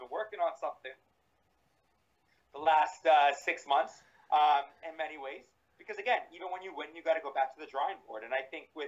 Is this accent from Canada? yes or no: yes; Toronto, Ontario, Canada; moved away as an adult; now in Montreal, Canada; I live quasi in Montreal, but I'm originally from Toronto.